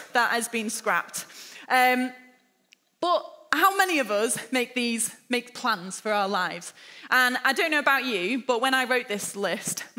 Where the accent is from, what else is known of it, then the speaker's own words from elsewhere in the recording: Lytham St Annes, North West England, United Kingdom; also born or lived in Hampshire; now in Liverpool, United Kingdom; I spent my childhood growing up in Lytham St Annes, which is just a small seaside town just an hour north of here